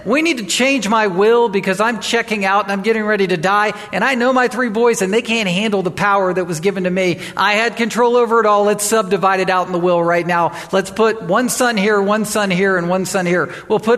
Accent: Chesapeake, Virginia, United States; also born or lived in Wilmington, Delaware; raised in Chesapeake, Virginia, and then Virginia Beach. And that's where I mark my childhood days

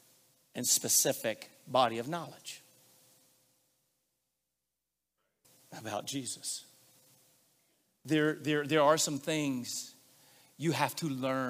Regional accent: Arkansas, United States; I grew up in Arkansas where we take multiple syllables and we shorten them into one syllable

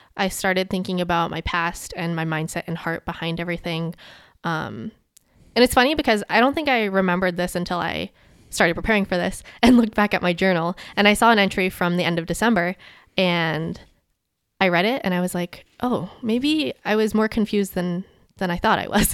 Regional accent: Maryland, United States; growing up in Maryland

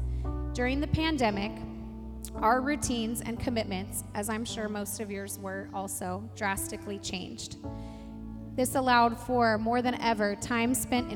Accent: Midwest, United States; moved away as an adult; also born or lived in California; now in Visalia, United States; I was born and raised in the Midwest in the Nazarene Church and became a believer at a young age. I came to California to attend Point Loma Nazarene University

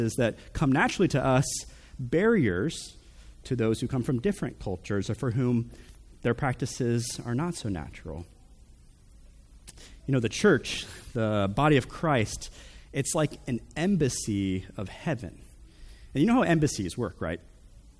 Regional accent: United States; These are my people. We're Americans

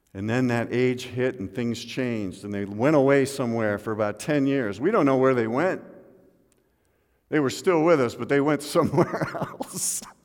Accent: Midwest, United States; moved away; also born or lived in Seattle; I remember as a boy, uh, growing up in the Midwest

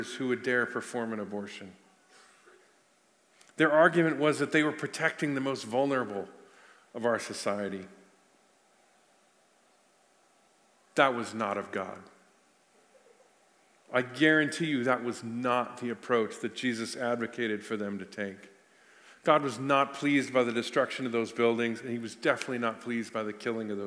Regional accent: United States; I'm an American citizen

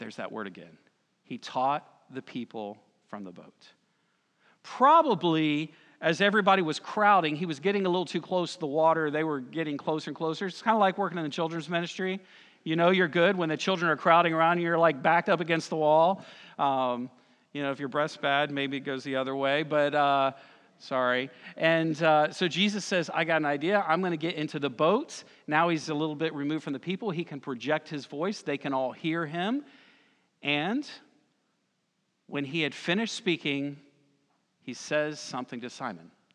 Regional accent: Lakeland, Florida, United States; now in Conway, United States; I grew up in Lakeland, Florida. We know about lakes. I moved here

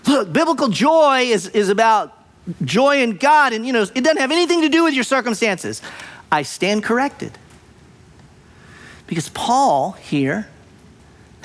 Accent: United States; I'm American, half Japanese, American

